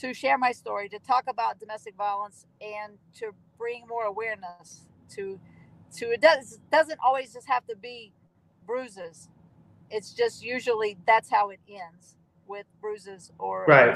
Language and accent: English; Southern West Virginia, United States; I'm from Southern West Virginia